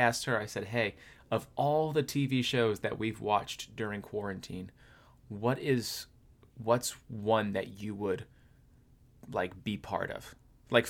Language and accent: English; Florida, United States; growing up in Florida in the summer